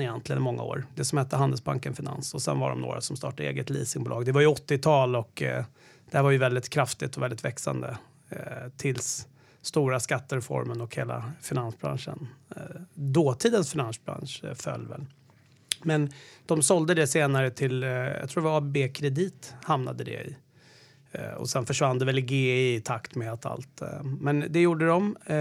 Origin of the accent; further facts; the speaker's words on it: Lidingö, Stockholm County, Sweden; also born or lived in Sollentuna; jag kommer från Stockholm. Jag föddes, eh, växte först upp i någonting som hette Kärdal som ligger i Sollentuna nära Rösjön.